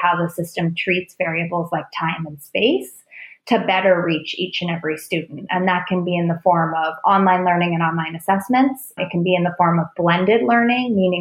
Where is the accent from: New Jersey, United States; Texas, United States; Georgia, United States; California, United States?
California, United States; Oakland; moved away; I grew up in Oakland, California, before it was like edgy tech Silicon Valley Oakland back in the day